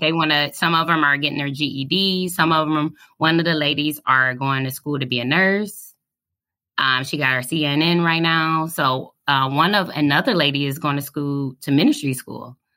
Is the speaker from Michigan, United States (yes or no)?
yes; Detroit, Michigan, United States; moved away as an adult; now in Kentucky, United States; I'm from Detroit, Michigan.